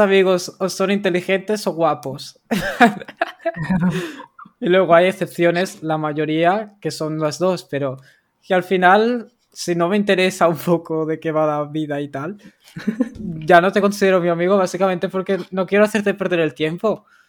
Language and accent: Spanish; Barcelona, Catalonia, Spain; yo soy de Barcelona